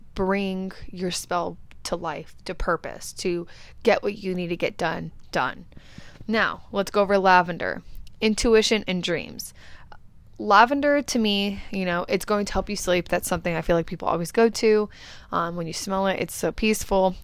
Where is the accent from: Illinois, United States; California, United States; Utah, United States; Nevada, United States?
California, United States; now in Arizona, United States; I come from California. I currently resonate in Arizona